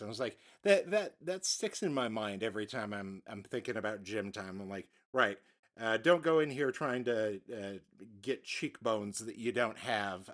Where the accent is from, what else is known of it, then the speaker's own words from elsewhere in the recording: United States; as an American